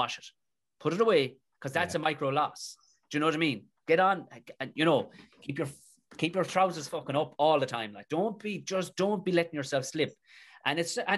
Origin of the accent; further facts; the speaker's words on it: Tipperary, Munster, Ireland; I said, Tipperary